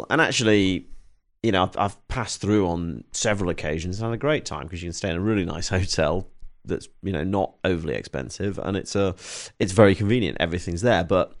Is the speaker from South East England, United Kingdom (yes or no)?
no; Stoke-on-Trent, West Midlands, United Kingdom; now in London, United Kingdom; And I'm originally from Stoke-on-Trent, but, you know, ever since leaving the army, I've you know, either lived or had a base in London.